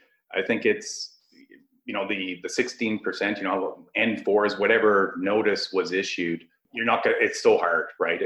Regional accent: Ottawa, Ontario, Canada; I'm from Ottawa

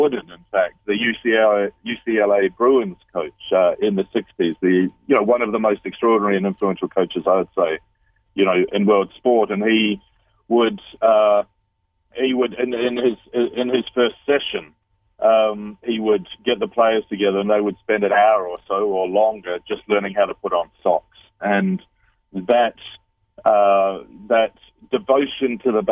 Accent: New Zealand; also born or lived in London, United Kingdom / Bali, Indonesia; now in United Kingdom; I'm a Kiwi. I'm a New Zealander, though I've lived in London in the United Kingdom. I'm currently living in Bali

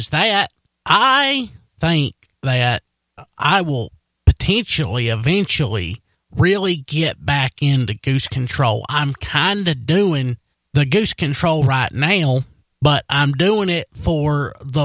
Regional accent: Wilkes County, North Carolina, United States; accent: Wilkes County; also born or lived in Hays, North Carolina; my Wilkes County accent

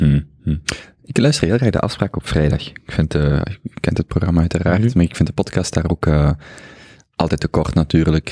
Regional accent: Genk, Flanders, Belgium; ik ben als Genkenaar

